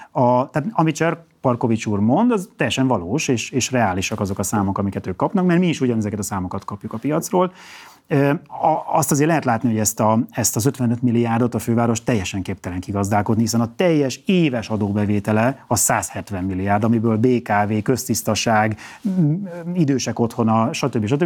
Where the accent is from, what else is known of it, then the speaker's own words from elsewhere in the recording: Kisvárda, Szabolcs-Szatmár-Bereg, Hungary; born there; földiek vagyunk a, a Miklóssal, én is Kisvárdán születtem